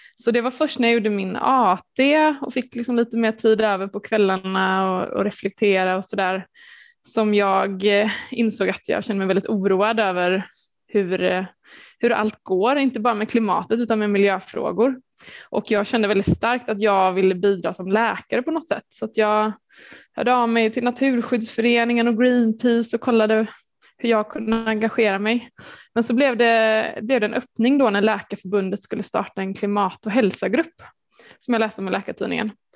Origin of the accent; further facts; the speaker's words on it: Gothenburg, Västra Götaland, Sweden; jag är från Göteborg